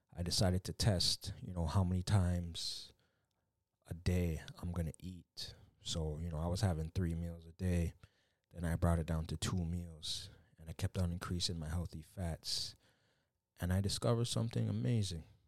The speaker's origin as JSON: {"language": "English", "country": "Canada", "tie": "born or raised there", "said": "coming from a Jamaican background, you know, I was born in Canada"}